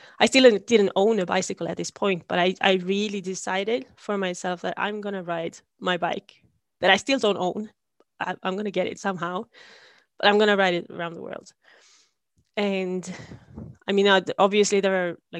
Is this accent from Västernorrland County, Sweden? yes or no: yes; Sundsvall, Västernorrland County, Sweden; I come from Sweden, obviously. And I grew up in a town called Sundsvall